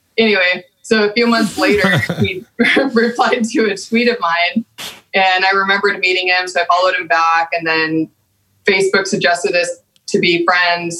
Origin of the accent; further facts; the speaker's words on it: Amarillo, Texas, United States; accent: Texan; moved away; growing up in Texas